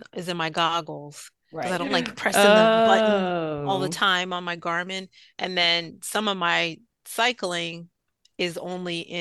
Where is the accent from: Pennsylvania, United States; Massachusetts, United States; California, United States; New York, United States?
New York, United States; moved away; also born or lived in Florida / Gambia / Atlanta; I grew up in New York. I lived in Florida and Gambia for a while